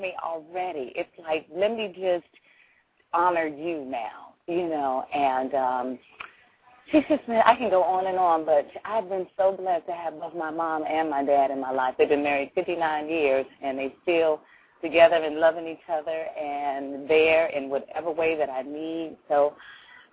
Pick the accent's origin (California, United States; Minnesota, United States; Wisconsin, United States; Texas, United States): California, United States; Los Angeles; I'm from South Central